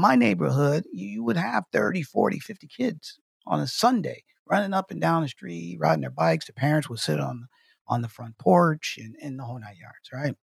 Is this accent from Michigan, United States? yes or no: yes; Detroit, Michigan, United States; growing up in Detroit, Michigan